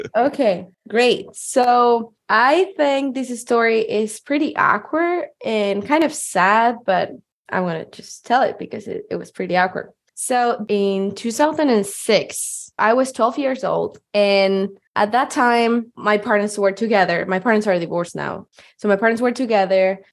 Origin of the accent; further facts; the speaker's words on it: Chile; moved away as an adult; now in Seattle, United States; I'm from Chile and I moved to the US in 2020.